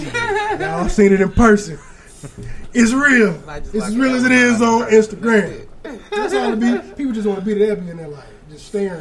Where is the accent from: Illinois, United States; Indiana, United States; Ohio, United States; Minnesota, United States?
Illinois, United States; Aurora; my hometown of Aurora, Illinois